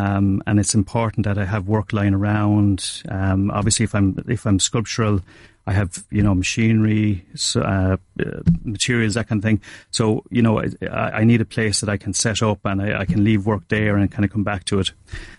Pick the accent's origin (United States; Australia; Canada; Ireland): Ireland; Castlecomer, Leinster; I'm originally from North Kilkenny, Muireann, Castlecomer.